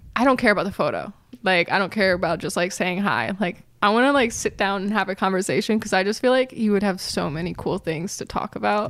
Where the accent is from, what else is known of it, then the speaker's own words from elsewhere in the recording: Philadelphia, Pennsylvania, United States; I actually am from Philly